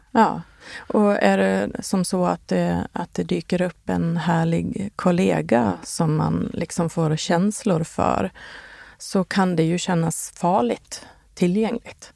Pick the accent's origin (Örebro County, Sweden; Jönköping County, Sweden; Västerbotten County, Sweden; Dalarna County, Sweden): Dalarna County, Sweden; Borlänge; now in Stockholm, Sweden; min hemstad Bålänge